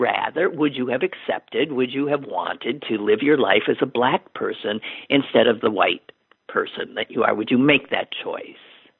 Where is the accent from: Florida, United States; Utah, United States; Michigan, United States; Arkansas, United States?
Michigan, United States; Detroit; I was in the middle of the street in my hometown, Detroit, Michigan, playing urban baseball with my friends